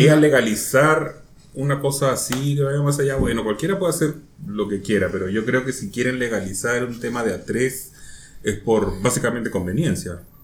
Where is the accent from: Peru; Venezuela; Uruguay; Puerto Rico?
Peru; now in Chile; yo soy peruano y sigo medios peruanos.